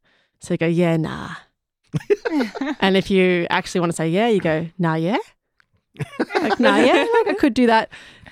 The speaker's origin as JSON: {"language": "English", "country": "Australia", "also_born_or_lived": "Sydney", "moved": "as an adult", "lives_now": "Dublin, Ireland", "said": "I'm Australian"}